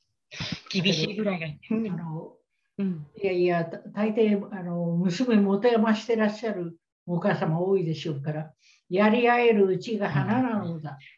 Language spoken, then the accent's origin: Japanese; Tokyo, Japan; 私東京育ちだから、周辺にいっぱい小中高のお友達いっぱいいるんですよ